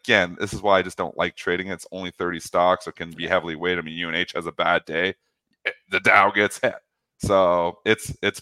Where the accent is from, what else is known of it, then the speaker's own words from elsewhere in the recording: Canada; as a Canadian